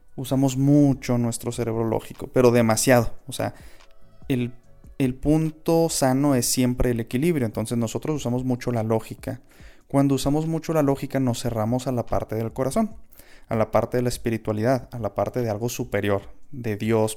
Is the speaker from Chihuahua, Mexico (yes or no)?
yes; Chihuahua, Mexico; yo soy de Chihuahua, mis abuelos son de Delicias